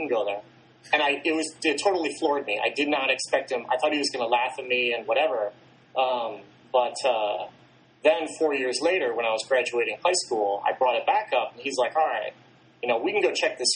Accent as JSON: {"language": "English", "region": "Michigan", "country": "United States", "tie": "born or raised there", "said": "I grew up in Michigan"}